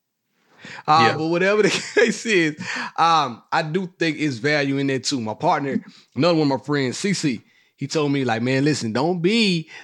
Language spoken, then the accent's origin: English; Mississippi, United States; growing up in Mississippi from the South